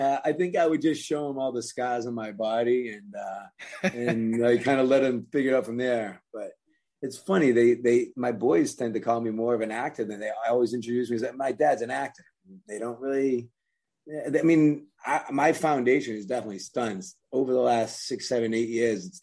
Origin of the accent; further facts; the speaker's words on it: Worcester, Massachusetts, United States; moved away as an adult; also born or lived in Maine / San Francisco; I grew up in Worcester, Massachusetts, born there